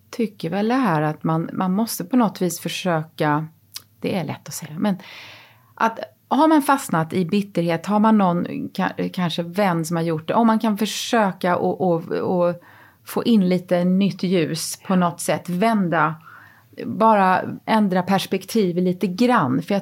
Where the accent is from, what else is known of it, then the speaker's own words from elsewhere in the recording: Småland, Sweden; ja ibland kommer min småländska ådra fram